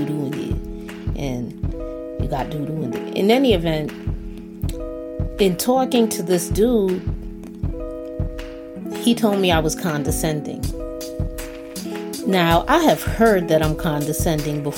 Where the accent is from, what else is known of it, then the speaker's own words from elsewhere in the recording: Barbados; I'm from Barbados